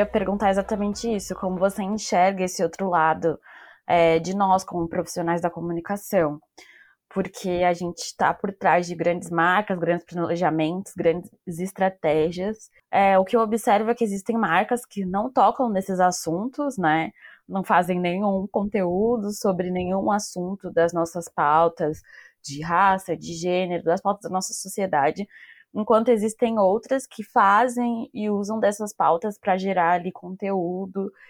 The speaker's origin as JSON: {"language": "Portuguese", "region": "São Paulo", "country": "Brazil", "said": "eu sou de São Paulo"}